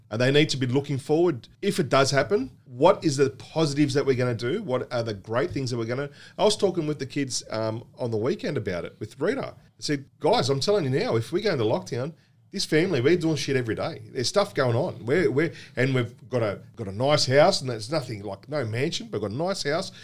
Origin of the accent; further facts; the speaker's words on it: Australia; being born and bred in Australia